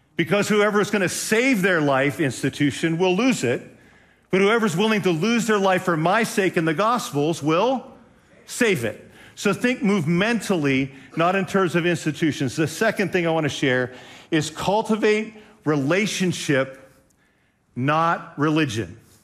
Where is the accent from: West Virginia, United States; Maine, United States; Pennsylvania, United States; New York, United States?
Pennsylvania, United States; Western; now in Ohio, United States; I grew up in Western Pennsylvania.